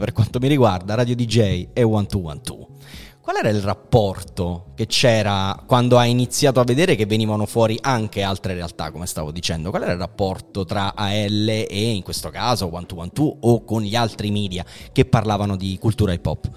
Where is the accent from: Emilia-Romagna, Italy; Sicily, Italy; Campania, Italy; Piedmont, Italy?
Campania, Italy; Naples; io che sono napoletano